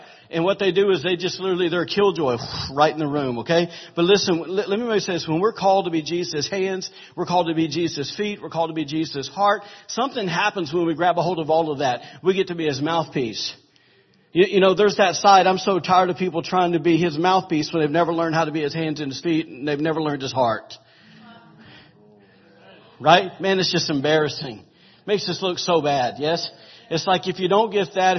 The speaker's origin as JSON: {"language": "English", "region": "the South", "country": "United States", "said": "I'm from the South"}